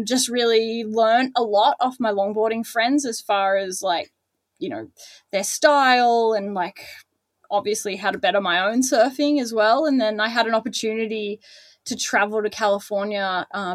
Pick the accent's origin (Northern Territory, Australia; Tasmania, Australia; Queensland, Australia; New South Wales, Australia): New South Wales, Australia; Newcastle; moved away as an adult; now in Torquay, Australia; I grew up in Newcastle